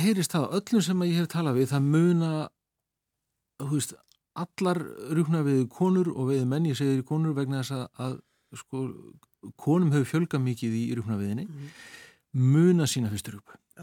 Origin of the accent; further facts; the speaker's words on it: Akranes, Western Region, Iceland; ég elst upp sko við fjöruna upp á Skaga